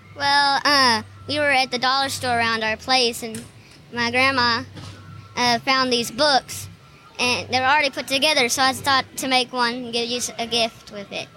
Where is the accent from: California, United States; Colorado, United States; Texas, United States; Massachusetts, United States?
Texas, United States; Longview